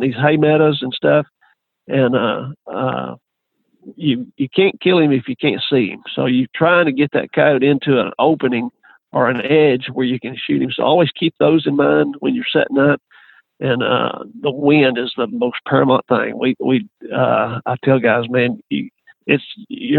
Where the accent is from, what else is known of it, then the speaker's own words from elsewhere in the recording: Texas, United States; I grew up here in Texas